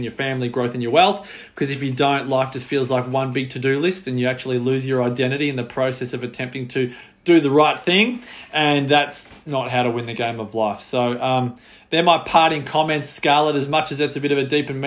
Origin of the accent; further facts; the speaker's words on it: Australia; as an Australian